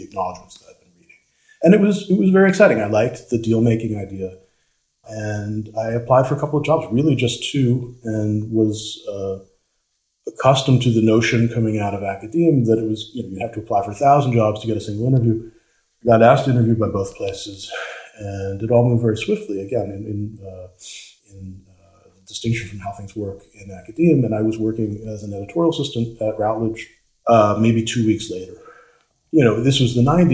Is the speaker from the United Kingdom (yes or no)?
no; New York City, New York, United States; moved away; I'm a New Yorker originally. I'd moved back to New York City